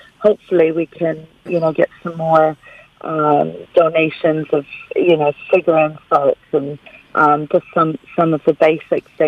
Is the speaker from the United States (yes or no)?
no; Canada; now in Golden Bay, New Zealand; growing up in Canada